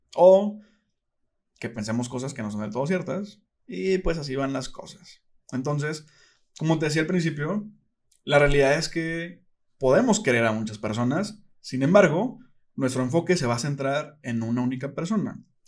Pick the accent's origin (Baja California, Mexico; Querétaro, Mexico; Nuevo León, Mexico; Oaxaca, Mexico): Nuevo León, Mexico; Monterrey; soy de Monterrey